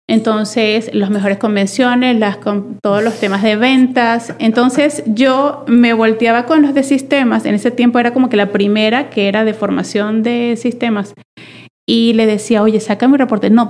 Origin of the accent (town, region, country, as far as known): Venezuela; born or raised there; moved away as an adult; now in Monterrey, Mexico